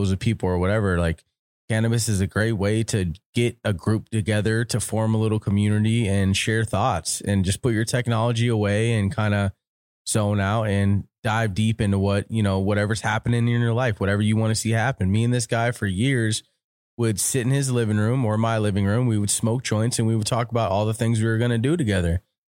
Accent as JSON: {"language": "English", "region": "Florida", "country": "United States", "said": "We're originally from Florida. Okay. He's from the West Coast of Florida. I'm from the East Coast of Florida. We moved out to California."}